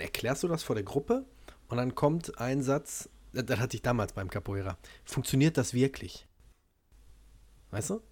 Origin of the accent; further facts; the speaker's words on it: Germany; accent: hard German accent; wenn ich Englisch spreche mit meinem harten deutschen Akzent